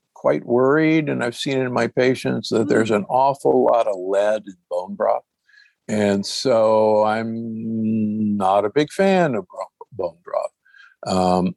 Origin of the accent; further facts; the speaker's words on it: Omaha, Nebraska, United States; I grew up in Omaha, Nebraska